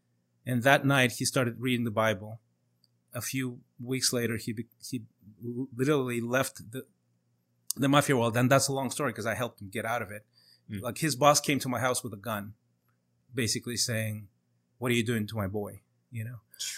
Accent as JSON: {"language": "English", "country": "Chile", "tie": "born or raised there", "also_born_or_lived": "Moscow, Russia", "said": "So I was born in Moscow, and my mom is Russian. My dad's Chilean. So like if you look, if you're watching this, not listening to it, but I look completely Latin, right? Like I don't look Slavic at all. It's because of my dad. So we moved to Chile when I was like 4 years old"}